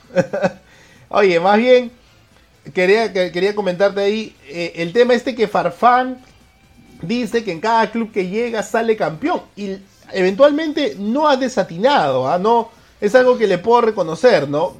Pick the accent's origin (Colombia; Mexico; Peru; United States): Peru